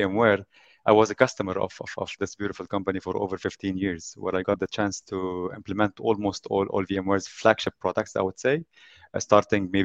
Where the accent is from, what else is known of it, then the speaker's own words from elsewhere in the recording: Lebanon; now in Abu Dhabi, United Arab Emirates; I come originally from Lebanon. This is where I was born and raised. And I moved at also a very young age to the United Arab Emirates, specifically Abu Dhabi city.